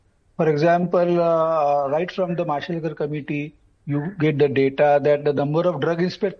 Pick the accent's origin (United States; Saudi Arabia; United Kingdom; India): India; Maharashtra; I come from Maharashtra